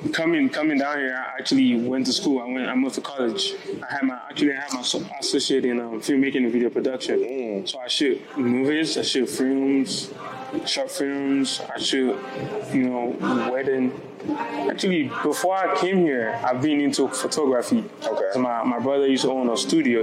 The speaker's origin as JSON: {"language": "English", "region": "Lagos", "country": "Nigeria", "tie": "born or raised there", "moved": "yes", "lives_now": "Cleveland, United States", "said": "I wasn't born here. I was born in Nigeria. I was born like deep deep in Nigeria, Lagos to be precise."}